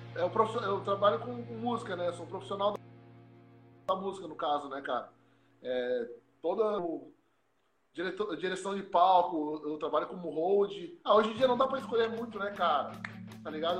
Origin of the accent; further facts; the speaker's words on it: Belém, Pará, Brazil; moved away; eu nasci em Belém do Pará, tá ligado? Eu sou lá do Norte